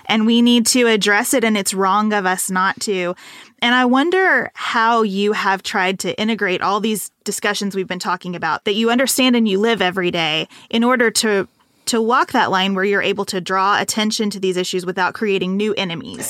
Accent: Western Kentucky, United States; moved away as an adult; also born or lived in Lexington, Kentucky; it was a real culture shock to go from Western Kentucky to Lexington, Kentucky in this private school

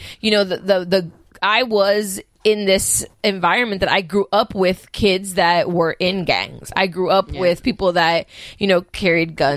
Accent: Miami, Florida, United States; born or raised there

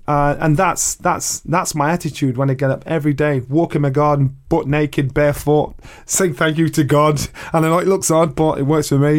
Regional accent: Sheffield, Yorkshire and the Humber, United Kingdom; I boxed for the world title in my hometown in Sheffield

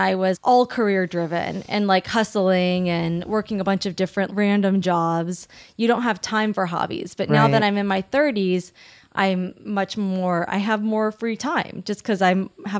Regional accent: Long Beach, California, United States; Long Beach.

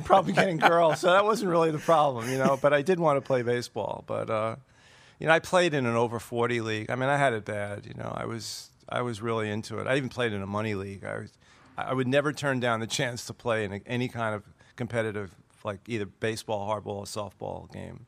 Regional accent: Brooklyn, New York, United States; I'm from Brooklyn

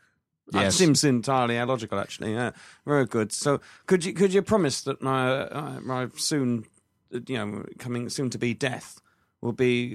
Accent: Crawley, South East England, United Kingdom; I'm from Crawley

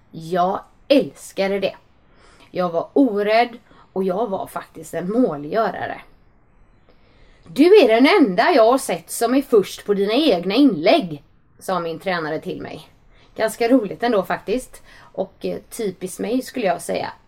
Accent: Gothenburg, Västra Götaland, Sweden; Jag växte upp i Johanneberg i en stadsdel nära centrala Göteborg

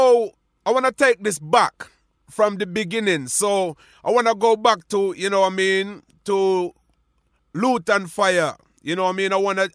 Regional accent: Jamaica; back in them days, growing up in Jamaica, you have to learn your craft and prove your worth and the sound system in the street?

